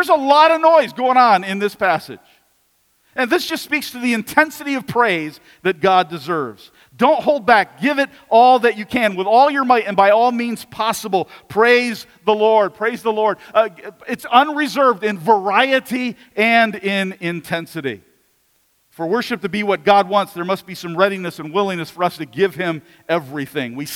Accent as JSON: {"language": "English", "country": "United States"}